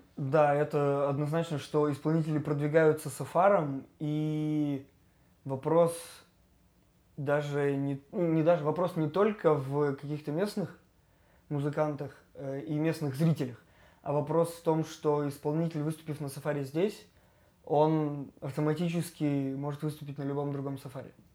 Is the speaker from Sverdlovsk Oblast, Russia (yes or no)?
yes; Yekaterinburg, Sverdlovsk Oblast, Russia; родился, и я знаю, если не каждый закуток, то очень много мест. И я люблю город